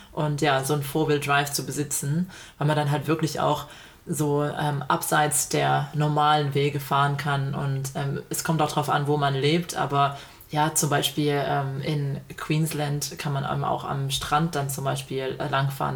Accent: Germany; moved away as an adult; now in Australia

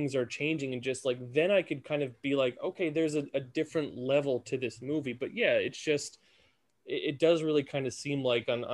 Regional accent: United States; we, as American culture

